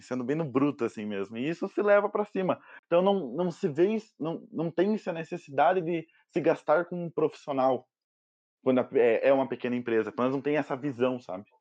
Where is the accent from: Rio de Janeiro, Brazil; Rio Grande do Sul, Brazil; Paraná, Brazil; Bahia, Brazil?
Paraná, Brazil; Curitiba; sou de Curitiba